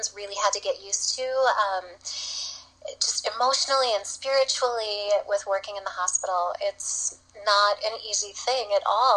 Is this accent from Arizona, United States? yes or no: no; Minnesota, United States; we're from Minnesota